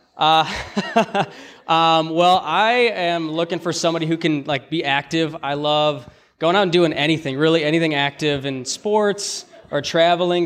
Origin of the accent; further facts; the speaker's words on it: Chicago, Illinois, United States; we're both from Chicago